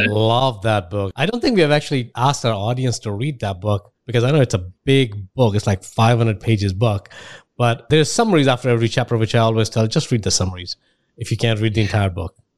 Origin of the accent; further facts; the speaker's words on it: India; moved away as an adult; now in United States; I grew up in India, and then spent about 22 years there